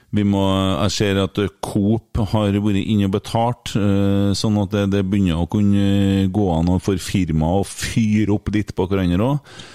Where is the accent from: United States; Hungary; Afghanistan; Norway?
Norway; Åfjord, Trøndelag